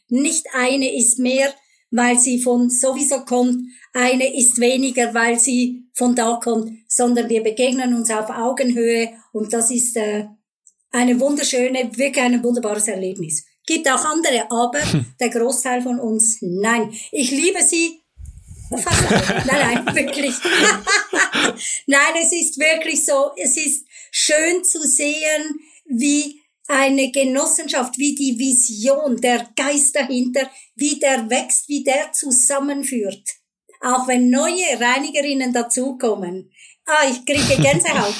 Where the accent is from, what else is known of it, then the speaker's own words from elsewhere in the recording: Switzerland; bei uns in der Schweiz